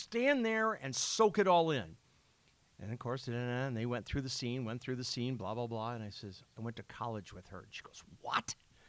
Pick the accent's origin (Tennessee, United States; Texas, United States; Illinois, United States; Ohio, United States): Illinois, United States; Yeah, I'm from Illinois